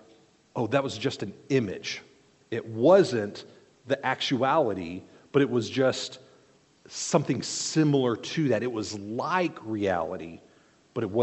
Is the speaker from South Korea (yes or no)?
yes; South Korea; moved away; I grew up in South Korea, and we would go regularly into temples